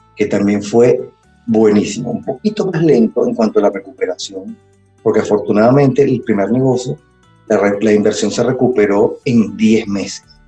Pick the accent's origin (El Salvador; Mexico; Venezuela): Venezuela; Caracas, Capital District; soy de Caracas, de Venezuela